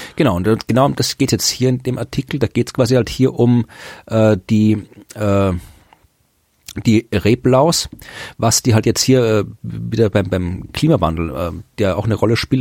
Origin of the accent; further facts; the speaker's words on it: Austria; ich bin Österreicher